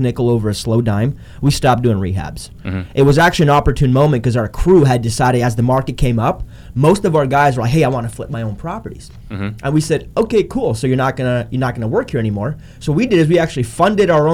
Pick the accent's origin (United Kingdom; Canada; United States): Canada; I'm Canadian.